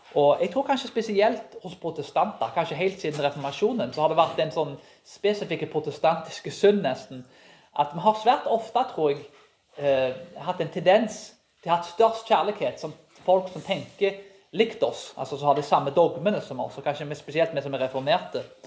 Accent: Karmøy, Rogaland, Norway; Jeg vokste jo opp på Karmøy

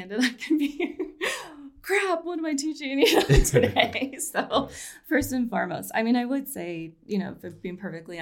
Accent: Colorado, United States; also born or lived in Ithaca, New York; I grew up here in Colorado

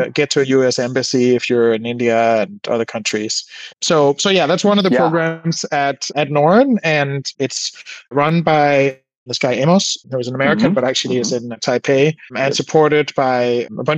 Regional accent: Denmark; now in California, United States; I was born in Denmark and I felt more at home in California after I sort of, by chance, sort of ended up moving here.

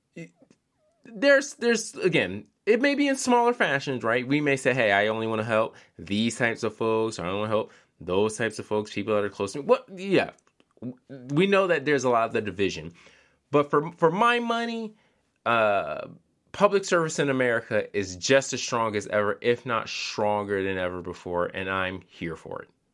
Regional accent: Philadelphia, Pennsylvania, United States; moved away; also born or lived in Charlotte, North Carolina; I'm from Philadelphia originally

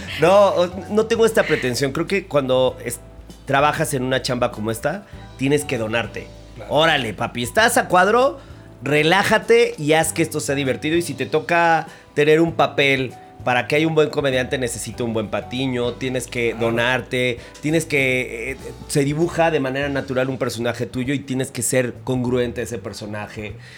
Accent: Mexico City, Mexico; Yo nací en la Ciudad de México y mi abuela es de Pachuca Hidalgo

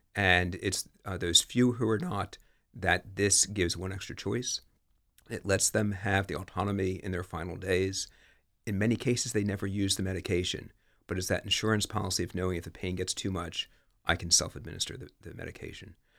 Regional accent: Bel Air, Maryland, United States; moved away as an adult; also born or lived in West Chester / Washington, D.C. area; now in Newark, United States; I grew up in Bel Air, Maryland.

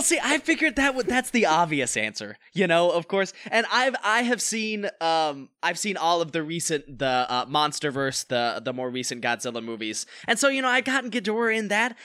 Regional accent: North Carolina, United States; now in Los Angeles, United States; I live out in L A and I'm an actor from North Carolina

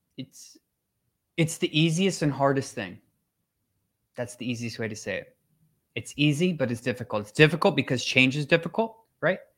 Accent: Minnesota, United States; now in Florida, United States; I grew up in Minnesota

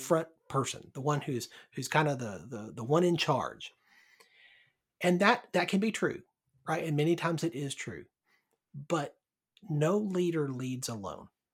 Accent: Birmingham, Alabama, United States; also born or lived in Texas; now in Northern Virginia, United States; originally from Birmingham, Alabama, though it's been a while

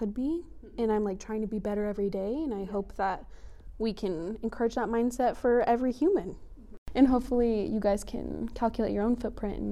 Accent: Colorado Springs, Colorado, United States; I grew up in Colorado Springs. I was born there, raised there my whole life

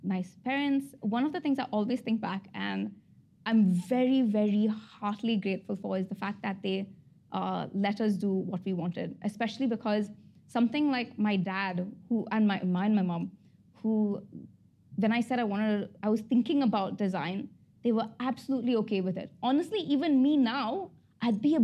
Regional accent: Abu Dhabi, United Arab Emirates; I was born and brought up in Abu Dhabi.

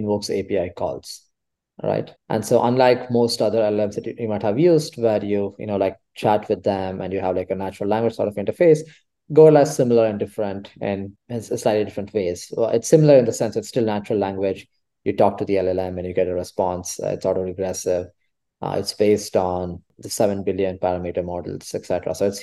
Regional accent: Bangalore, Karnataka, India; moved away as an adult; now in Berkeley, United States; I come from Bangalore in India, which is quite hot, very sunny

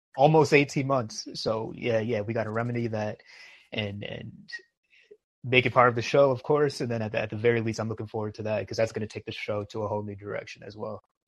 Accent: New York, United States; as a New Yorker

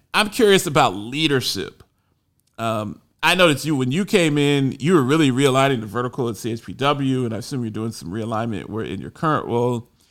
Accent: Columbus, Ohio, United States; I grew up in Columbus, Ohio

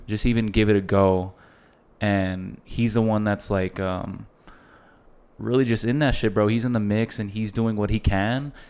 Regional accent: El Paso, Texas, United States; El Paso is not that big, bro, and we're all from El Paso

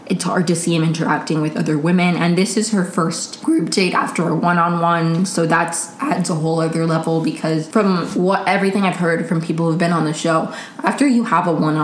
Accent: Maryland, United States; I grew up in Maryland

